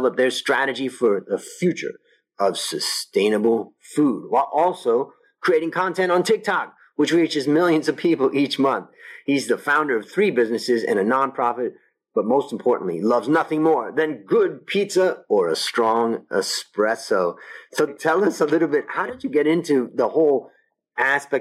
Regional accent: Ohio, United States; moved away as an adult; now in Thailand; I grew up in Ohio

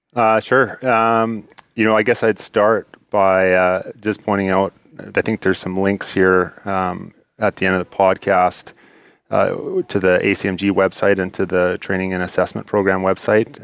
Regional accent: Spruce Grove, Alberta, Canada; I grew up in, uh, Spruce Grove

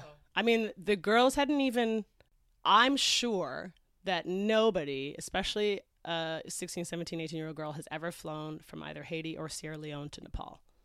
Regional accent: Canada; moved away as an adult; also born or lived in Toronto / Los Angeles / England; I grew up in Canada.

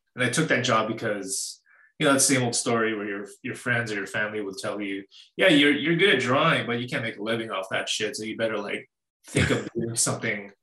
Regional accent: Winnipeg, Manitoba, Canada; I've lived in uh, Canada all my life. I'm from Winnipeg, Manitoba

